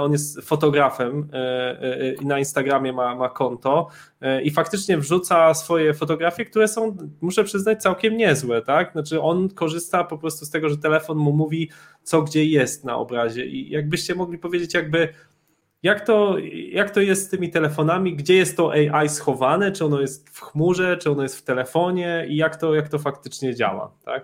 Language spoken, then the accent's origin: Polish; Poland; accent: Polish; mój akcent polski był kompletnie jakby bez szans